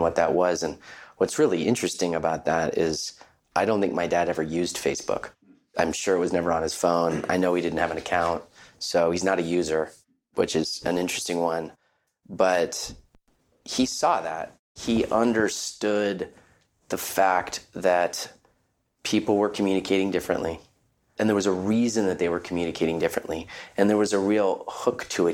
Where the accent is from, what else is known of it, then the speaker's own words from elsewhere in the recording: Palo Alto, California, United States; Growing up in our family, growing up in Palo Alto, California